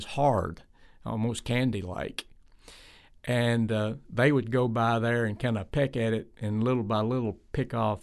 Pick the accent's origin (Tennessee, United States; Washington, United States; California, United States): Tennessee, United States; I was from Tennessee